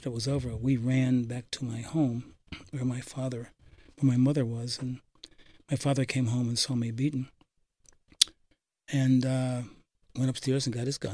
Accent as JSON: {"language": "English", "town": "Poughkeepsie", "region": "New York", "country": "United States", "tie": "born or raised there", "said": "Growing up in Poughkeepsie, it was during segregation"}